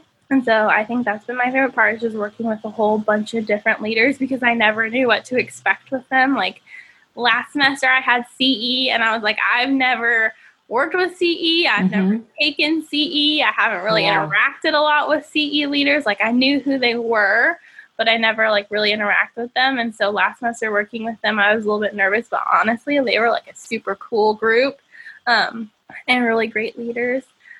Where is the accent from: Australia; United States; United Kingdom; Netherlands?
United States; Tennessee; also born or lived in Indiana; now in California, United States; Cause like I grew up in Tennessee and then Indiana. And so when I moved to California, a little bit of a culture shock because I was like, a lot of people here speak differently.